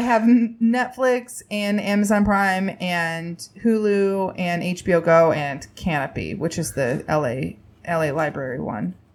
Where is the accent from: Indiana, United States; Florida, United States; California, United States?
Indiana, United States; I grew up in Indiana.